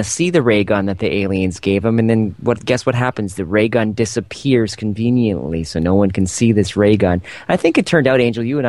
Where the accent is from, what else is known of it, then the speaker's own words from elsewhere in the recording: Canada; I'm from Canada. We're pretty nice up here.